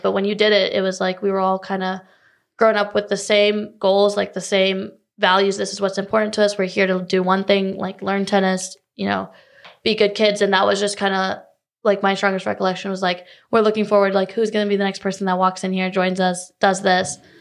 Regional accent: Cary, North Carolina, United States; also born or lived in Chicago, Illinois; now in Charlotte, United States; I was born actually right outside Chicago, but I grew up in Cary, Raleigh, you know, the Triangle area

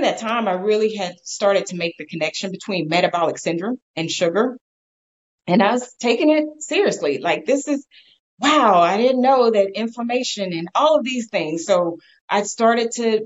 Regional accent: Texas, United States; I'm from Texas

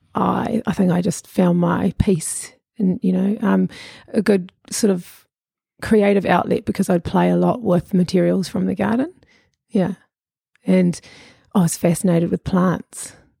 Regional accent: Auckland, New Zealand; also born or lived in Lower Hutt / Pukekohe / Muriwai Beach; I'm a shore kid

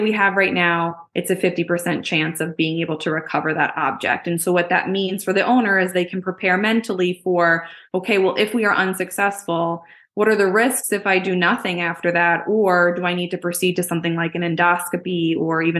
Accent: Jersey Shore, New Jersey, United States; growing up on the Jersey Shore

